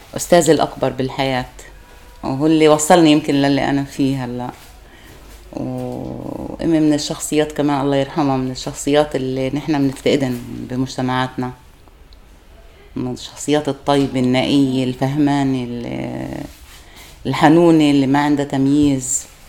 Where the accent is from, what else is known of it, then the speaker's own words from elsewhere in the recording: Lebanon; لجأوا أهلي على لبنان وأنا ولدت بلبنان